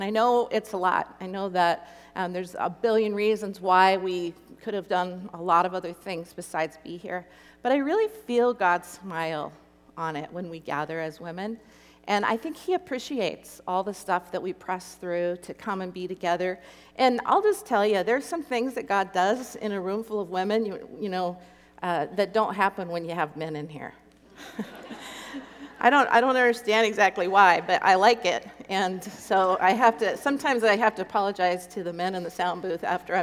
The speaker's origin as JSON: {"language": "English", "area": "Copper River Basin", "region": "Alaska", "country": "United States", "tie": "born or raised there", "said": "I'm from Alaska. I grew up 200 miles inland from Anchorage in the Copper River Basin."}